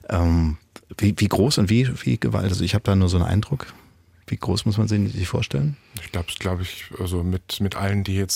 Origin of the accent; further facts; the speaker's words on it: North Rhine-Westphalia, Germany; moved away as an adult; now in Saxony, Germany; Ich komme aus Ostwestfalen. Mhm. Und bin seit 2003 hier.